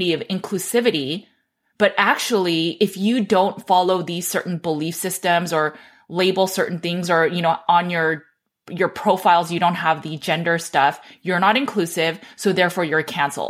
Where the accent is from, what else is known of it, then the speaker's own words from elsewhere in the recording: Los Angeles, California, United States; I grew up in Los Angeles